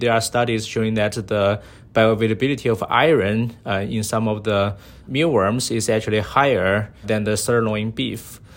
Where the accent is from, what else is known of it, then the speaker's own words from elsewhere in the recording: Sichuan, China; moved away; when I grew up as a kid, I was from China, so My hometown is, uh, Sichuan province, uh, in the southwest of, uh, China.